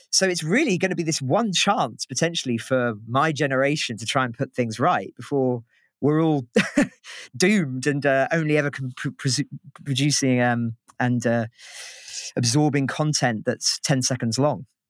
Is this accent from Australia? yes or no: no; United Kingdom; as a Brit